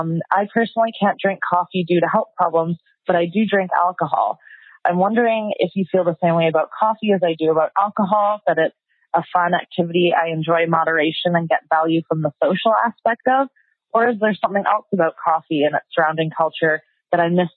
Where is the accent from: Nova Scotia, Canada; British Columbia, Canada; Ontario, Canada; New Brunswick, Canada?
British Columbia, Canada; Vancouver; from Vancouver, Canada.